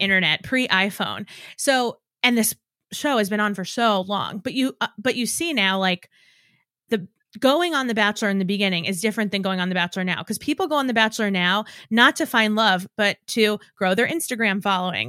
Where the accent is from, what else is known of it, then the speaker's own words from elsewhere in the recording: New York, United States; I'm from New York